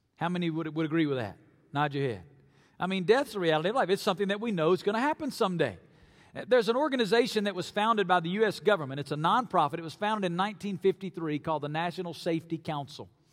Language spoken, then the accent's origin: English; North Alabama, United States; moved away as an adult; now in Las Vegas, United States; I grew up in North Alabama